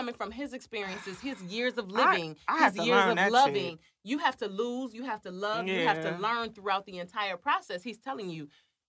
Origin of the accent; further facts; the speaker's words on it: Flint, Michigan, United States; I come from Flint, Michigan.